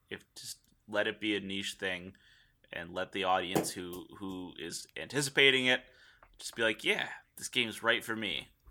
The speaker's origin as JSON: {"language": "English", "country": "United States", "said": "'cause we're American"}